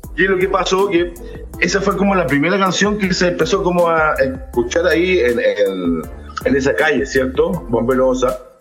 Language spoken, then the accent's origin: Spanish; Santiago, Santiago Metropolitan Region, Chile; also born or lived in Chiloé; Nacido y criado en Chile, nacido y criado en Santiago de Chile